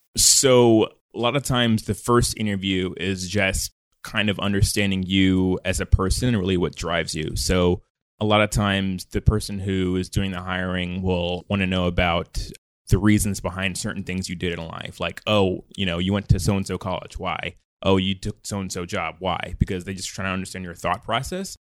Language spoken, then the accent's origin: English; Mount Vernon, New York, United States; also born or lived in North Carolina; now in San Francisco, United States; I was born in Money Earned in Mount Vernon in Westchester County, New York